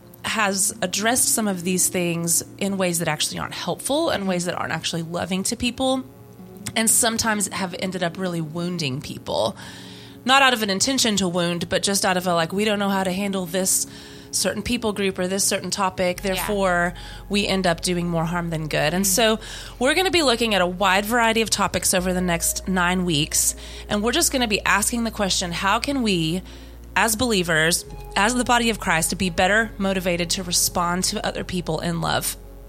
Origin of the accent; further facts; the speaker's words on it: Louisiana, United States; Humidity. I grew up in Louisiana.